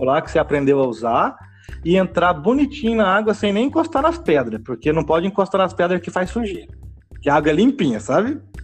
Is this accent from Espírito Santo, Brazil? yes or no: no; Campo Grande, Mato Grosso do Sul, Brazil; now in Paraná coast, Brazil; eu, sou, eu, sou, eu, sou, de Campo Grande, Mato Grosso do Sul